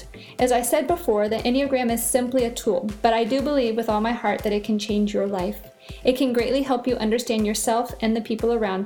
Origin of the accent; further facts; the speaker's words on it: Virginia, United States; moved away as an adult; also born or lived in Mexico; I am originally from Virginia